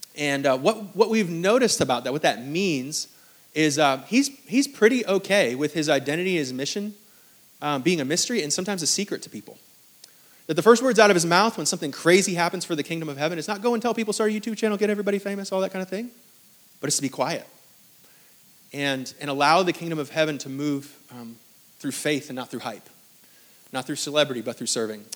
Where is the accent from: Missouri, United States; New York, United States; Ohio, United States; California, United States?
New York, United States; now in Greenville, United States; I'm from New York